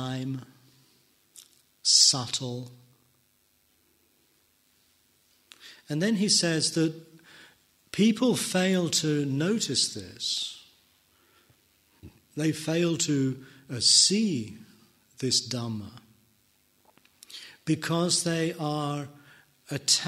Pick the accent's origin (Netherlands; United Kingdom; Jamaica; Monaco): United Kingdom; England; I am an English person